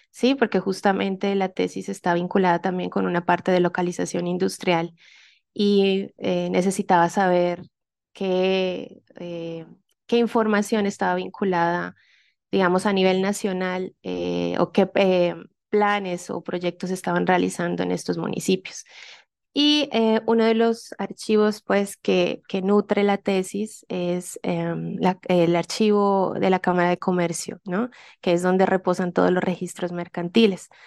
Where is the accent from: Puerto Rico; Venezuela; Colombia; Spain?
Colombia; pensémonos que yo soy colombiana, pero hice el, el doctorado en México y mis evaluadores eran de diferentes partes de Latinoamérica.